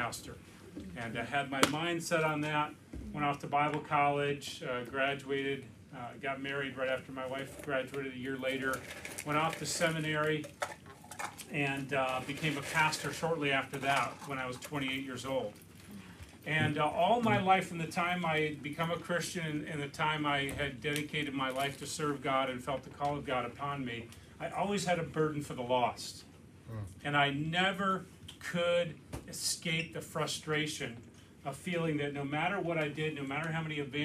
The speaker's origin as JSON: {"language": "English", "region": "Connecticut", "country": "United States", "tie": "born or raised there", "also_born_or_lived": "Philadelphia area", "moved": "as an adult", "lives_now": "Lancaster, United States", "said": "I was a pastor in my home state of Connecticut. My wife and I grew up there"}